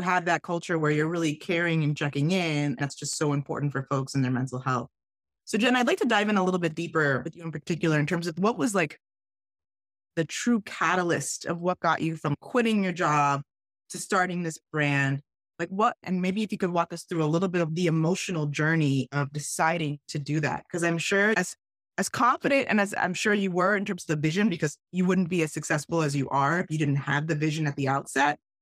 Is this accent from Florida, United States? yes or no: yes; South Florida, United States; moved away as an adult; also born or lived in Wisconsin / Arizona; I was from South Florida